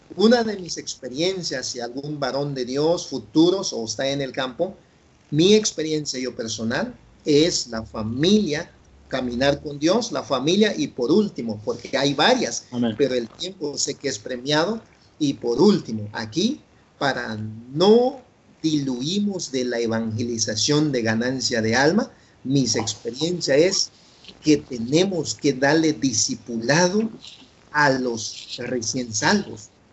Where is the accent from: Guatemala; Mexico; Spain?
Guatemala; first language Chuj; Spanish is a second language; moved away; also born or lived in San Leandro, California; acá en mi país Guatemala